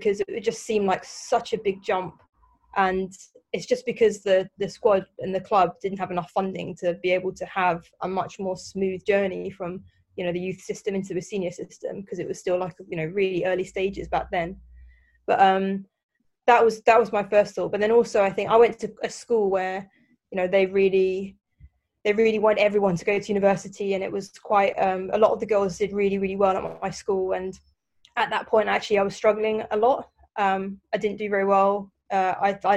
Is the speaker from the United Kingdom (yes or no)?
yes; London, United Kingdom; I grew up in South London